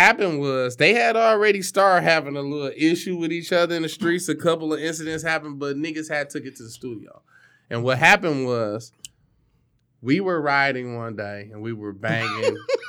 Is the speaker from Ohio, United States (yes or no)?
no; Detroit, Michigan, United States; that's where I grew up on Vicksburg in Linwood.